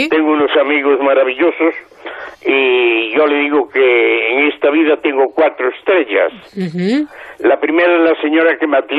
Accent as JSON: {"language": "Spanish", "town": "Santiago de Compostela", "region": "Galicia", "country": "Spain", "tie": "born or raised there", "moved": "yes", "said": "yo soy natural de Santiago"}